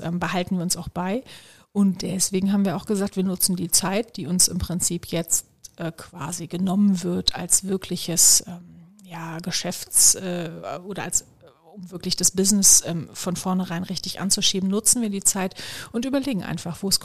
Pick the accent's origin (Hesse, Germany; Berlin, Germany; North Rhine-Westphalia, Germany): North Rhine-Westphalia, Germany; Solingen; für eine Immobilienfirma in meiner Heimatstadt in Solingen. Ich komme ja, ähm, ich ja aus dem Bergischen Land